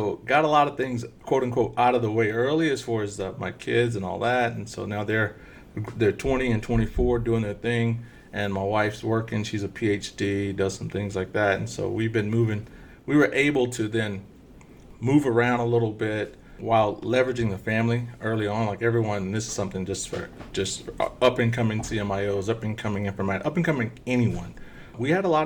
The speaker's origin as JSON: {"language": "English", "region": "Texas", "country": "United States", "tie": "born or raised there", "also_born_or_lived": "Bellefonte, Pennsylvania", "accent": "thick Texas accent", "moved": "as an adult", "said": "I grew up in small town Texas"}